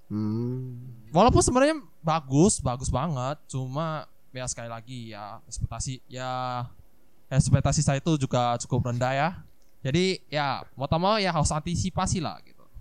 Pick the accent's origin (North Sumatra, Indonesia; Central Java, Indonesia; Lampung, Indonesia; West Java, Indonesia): North Sumatra, Indonesia; Medan; Iya sama sama. Aku juga bukan orang Jakarta loh guys.